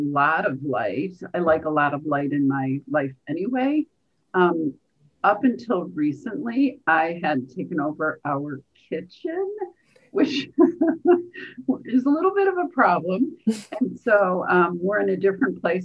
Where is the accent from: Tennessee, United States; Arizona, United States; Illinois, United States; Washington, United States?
Illinois, United States; Chicago; also born or lived in Rhode Island; I'm from Chicago originally.